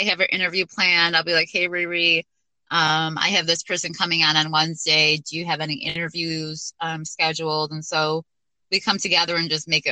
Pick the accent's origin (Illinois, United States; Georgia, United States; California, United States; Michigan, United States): Michigan, United States; St. Clair Shores; also born or lived in Detroit; I was actually born in Detroit at one of the hospitals, and so raised in St. Clair Shores and grew up in the suburbs